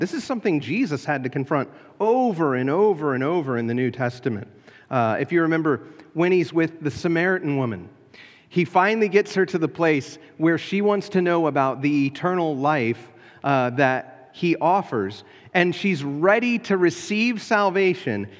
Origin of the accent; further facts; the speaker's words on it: United States; As an American Christian